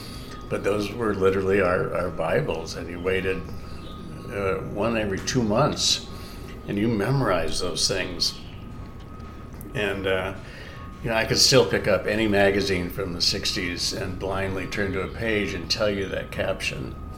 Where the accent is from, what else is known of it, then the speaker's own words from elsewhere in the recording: California, United States; also born or lived in Cocoa Beach, Florida; that I had a surprising amount of clout just because I was from California.